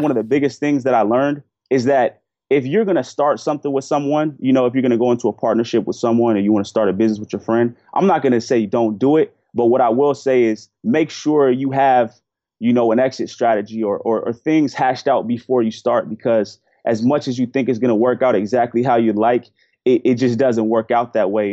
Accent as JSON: {"language": "English", "town": "Portland", "region": "Oregon", "country": "United States", "tie": "born or raised there", "said": "I grew up in Portland, Oregon"}